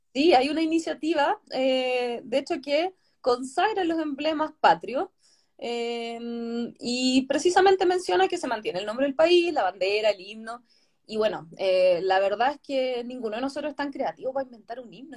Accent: Chiloé, Los Lagos, Chile; yo no soy de Santiago, soy chilota

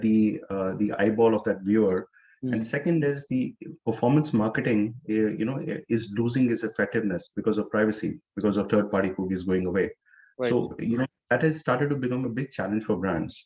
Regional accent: Chamba, Himachal Pradesh, India; moved away as an adult; also born or lived in Chandigarh / Delhi / Hyderabad; now in New Jersey, United States; originally I'm from India, from a town called Chamba in Himachal Pradesh. I was born and brought up there

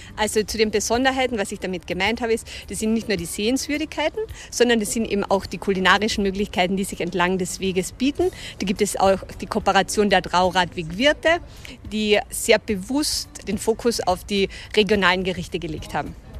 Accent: Carinthia, Austria; Topfen heißt das hier bei uns in Kärnten

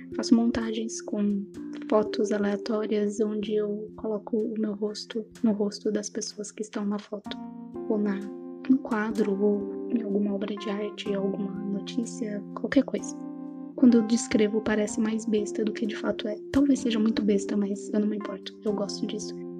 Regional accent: São Paulo, Brazil; accent: São Paulo; now in Vitória, Brazil; Apesar de estar em Vitória, eu não, não sou daqui. Meu sotaque vai me denunciar que eu morei boa parte da minha vida em São Paulo e no interior de São Paulo nos últimos anos

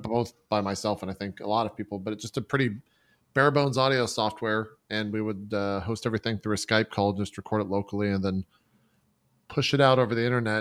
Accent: Texas, United States; also born or lived in Galveston, Texas / Dallas, Texas; I was born and raised in Texas

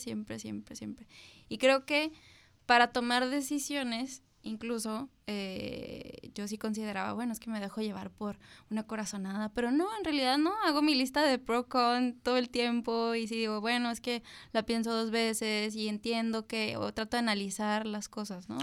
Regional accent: Tijuana, Baja California, Mexico; also born or lived in Mexico City; soy una mujer de 32 años que nació en la Ciudad de México. Siempre me he definido como una chilanga orgullosa, pero llegué aquí desde los 9 años, entonces soy de Tijuana

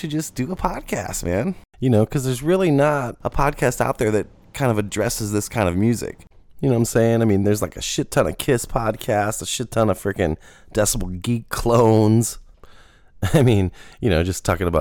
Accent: St. Louis, Missouri, United States; I'm from St. Louis

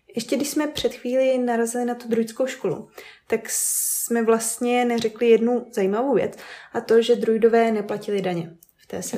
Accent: Vysočina Region, Czechia; now in Brno, Czech Republic; My jsme uh, z Vysočiny původně a teď uh, trávíme hodně času v Brně

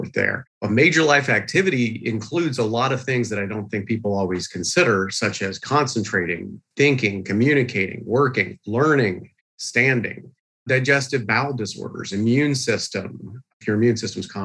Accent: East Tennessee, United States; I grew up in East Tennessee

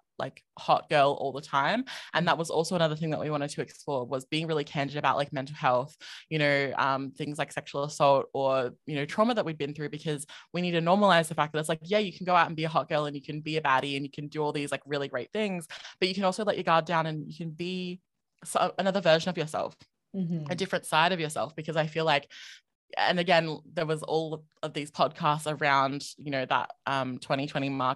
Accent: Adelaide, South Australia, Australia; accent: Australian; moved away as an adult; now in Melbourne, Australia; I'm originally from South Australia, which Adelaide is the capital city there

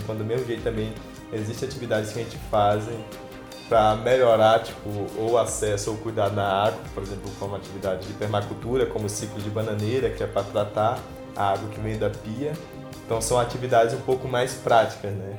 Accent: Anamã, Amazonas, Brazil; also born or lived in Manacapuru; Então, eu sou de Anamã, da cidade de Anamã. Fica uns 170 quilômetros de Manaus.

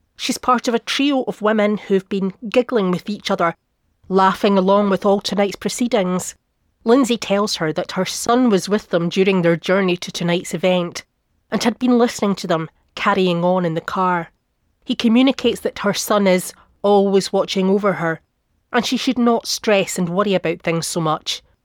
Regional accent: half an hour from Perth, Scotland, United Kingdom; Perth, which is only half an hour down the road from my hometown.

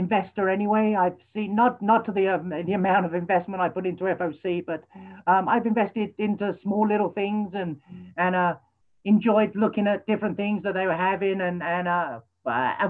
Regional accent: London, United Kingdom; moved away as an adult; now in Minnesota, United States; I grew up in London, spent 23 years there of my life, my adult teens

